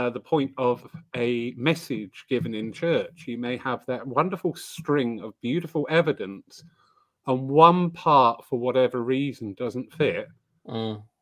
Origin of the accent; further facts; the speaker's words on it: United Kingdom; Well, we are British.